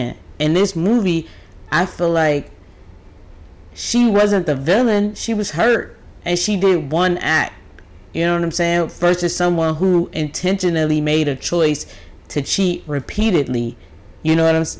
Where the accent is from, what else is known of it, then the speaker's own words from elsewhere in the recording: United States; as an American